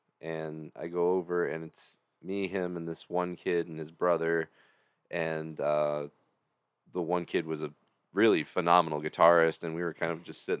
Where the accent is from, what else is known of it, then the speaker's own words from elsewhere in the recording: just outside of Joliet, Illinois, United States; I had grown up just outside of Joliet in a smaller part of Shanahan.